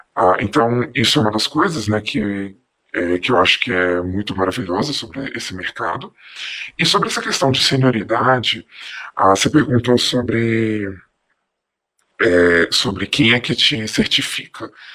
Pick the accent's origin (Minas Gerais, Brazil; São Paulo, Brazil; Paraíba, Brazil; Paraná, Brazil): Minas Gerais, Brazil; Belo Horizonte; eu sou daqui de Belo Horizonte